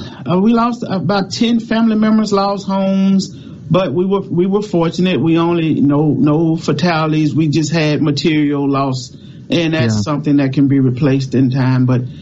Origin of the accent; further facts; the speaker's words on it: Mississippi Delta, United States; Growing up in the Mississippi Delta